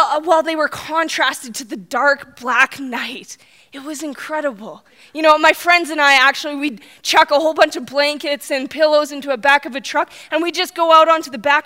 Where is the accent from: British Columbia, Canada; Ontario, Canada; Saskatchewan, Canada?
Saskatchewan, Canada; now in Red Deer, Canada; I grew up in Saskatchewan. That's where my roots are